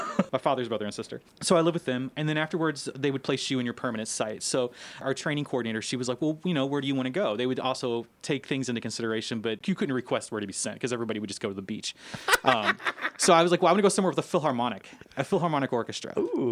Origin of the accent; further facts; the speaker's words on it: Louisville, Kentucky, United States; moved away as an adult; also born or lived in Sofia, Bulgaria; I'm from Louisville